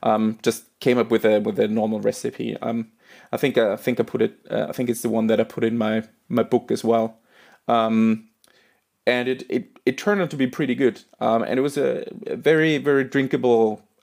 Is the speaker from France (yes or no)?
no; Austria; moved away; I'm originally from Austria